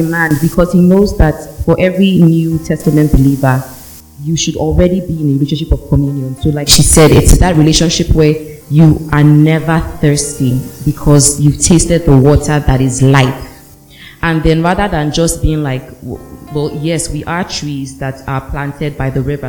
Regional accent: Ondo, Nigeria; No, you don't know me. I'm from Ondo.

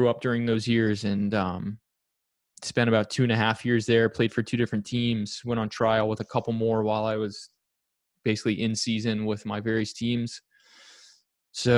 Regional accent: Maryland, United States; Maryland, outside of DC

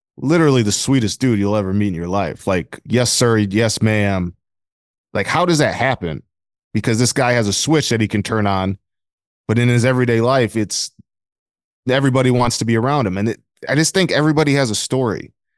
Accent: Flint, Michigan, United States; I'm from Flint, Michigan

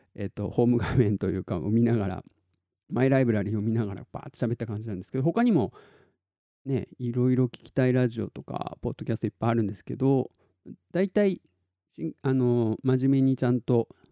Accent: Tottori, Japan; 鳥取市の市民劇団みたいなのやってて

